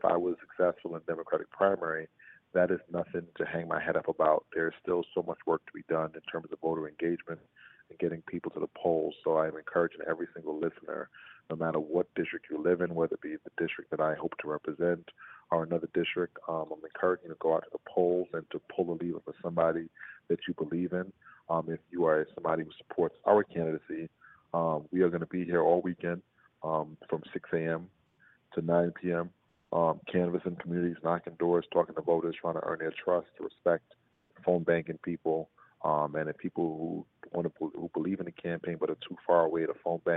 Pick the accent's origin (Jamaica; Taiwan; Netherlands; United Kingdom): Jamaica; now in Brooklyn, United States; I'm Jamaican